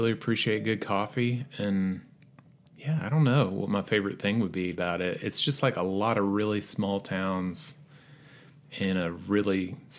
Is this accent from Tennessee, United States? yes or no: yes; Johnson City, Tennessee, United States; Mostly East Tennessee, okay. Johnson City, Tennessee.